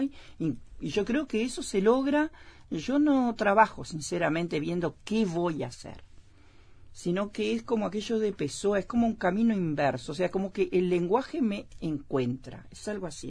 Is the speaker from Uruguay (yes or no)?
yes; Melo, Cerro Largo, Uruguay; moved away as an adult; also born or lived in San José / Piriápolis; en Melo, donde yo nací, me crié, inclusive me crié en frontera